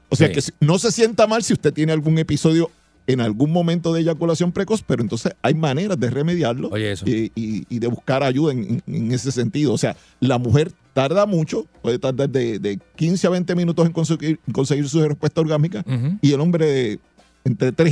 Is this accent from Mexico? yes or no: no; Puerto Rico; Recuerda que los puertorriqueños somos una mezcla de razas.